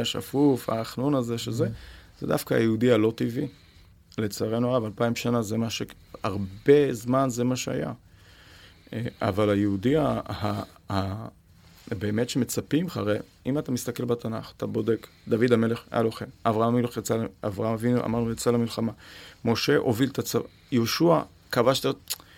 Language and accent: Hebrew; Israel; אני כישראלי